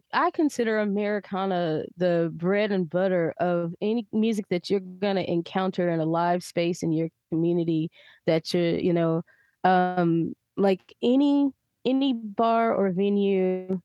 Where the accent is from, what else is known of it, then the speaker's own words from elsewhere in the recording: Georgia, United States; also born or lived in New Orleans; I come from Georgia. My father's people, you know, pick cotton and sugarcane